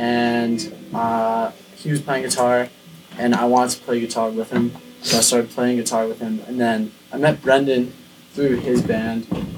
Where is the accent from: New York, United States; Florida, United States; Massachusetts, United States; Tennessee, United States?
Massachusetts, United States; just outside of Boston; moved away as an adult; now in Burlington, United States; we're all currently living in Burlington. But I'm from Massachusetts, just outside of Boston